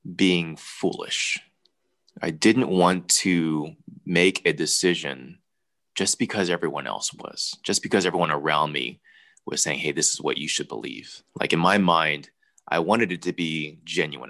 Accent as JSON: {"language": "English", "country": "United States", "tie": "born or raised there", "said": "I was born here in the States"}